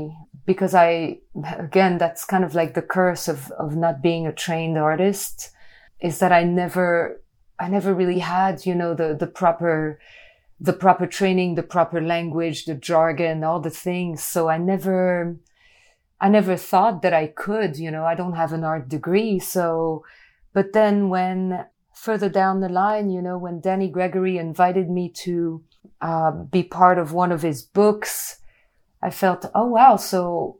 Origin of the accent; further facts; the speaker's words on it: France; as a kid, I grew up in France in a town where Peugeot factories were.